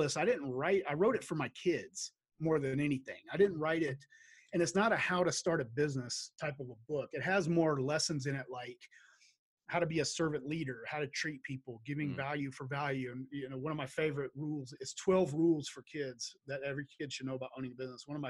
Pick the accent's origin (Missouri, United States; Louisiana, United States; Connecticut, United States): Louisiana, United States; Shreveport; moved away as an adult; now in Idaho, United States; I grew up in Shreveport, Louisiana